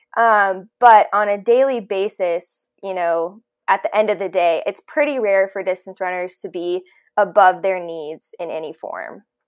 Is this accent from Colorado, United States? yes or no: yes; Colorado, United States; also born or lived in San Diego, California / Nashville, Tennessee; I am from Colorado